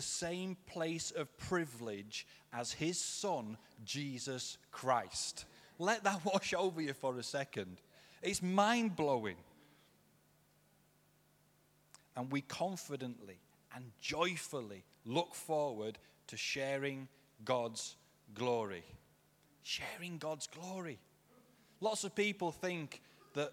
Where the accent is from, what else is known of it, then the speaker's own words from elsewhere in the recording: Yorkshire and the Humber, United Kingdom; I'm a Yorkshireman